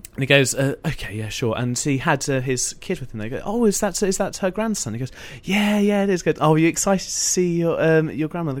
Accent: Essex, East of England, United Kingdom; I grew up in Essex.

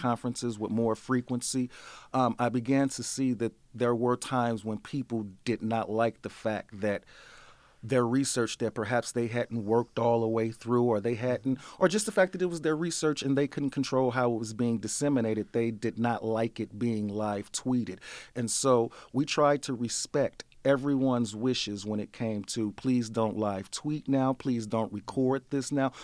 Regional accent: St. Louis, Missouri, United States; I'm born and bred in Saint Louis, um, Saint Louis boy

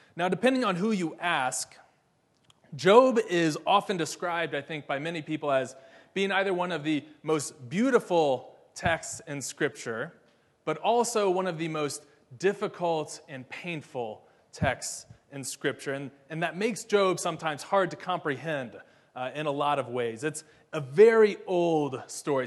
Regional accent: Ohio, United States; now in Atlanta, United States; my hometown in Ohio

